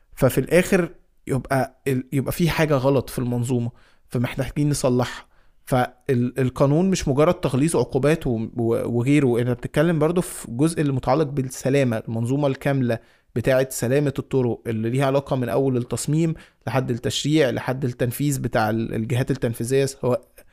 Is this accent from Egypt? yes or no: yes; Egypt; انا مصري